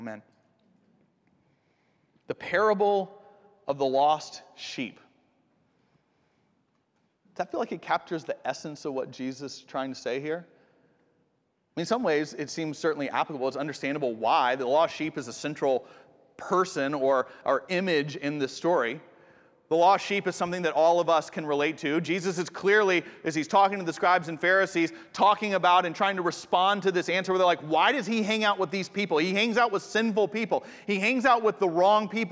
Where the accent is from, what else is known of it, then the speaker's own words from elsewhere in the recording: Atlanta, Georgia, United States; I grew up in Atlanta, so the Appalachian Mountains are just like an hour north